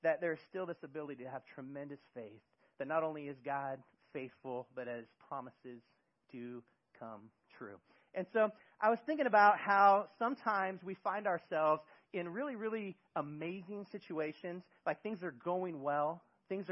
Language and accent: English; Bay Area, California, United States; moved away as an adult; now in Eugene, United States; I am originally from California in the Bay Area